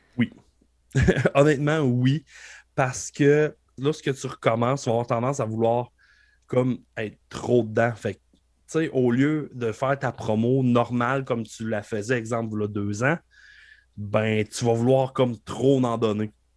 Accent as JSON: {"language": "French", "area": "Beauce", "region": "Quebec", "country": "Canada", "said": "je viens de la Beauce"}